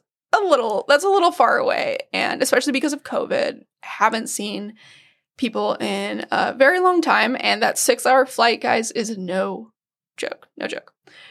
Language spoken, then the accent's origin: English; Washington, United States; My family is, I came from the West Coast, from Western Washington.